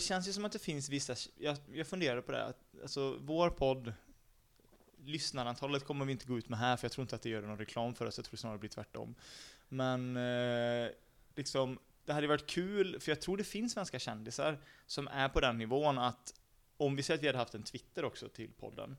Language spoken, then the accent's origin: Swedish; Sweden; vi är svenskar